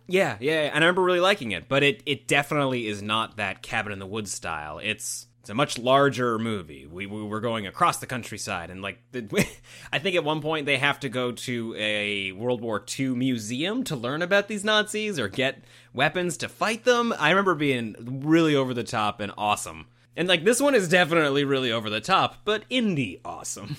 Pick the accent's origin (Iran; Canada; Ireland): Canada; we're Canadian